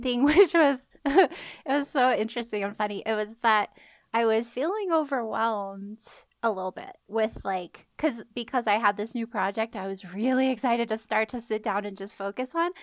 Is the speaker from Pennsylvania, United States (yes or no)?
no; California, United States; moved away; I grew up in California and there were not seasons to speak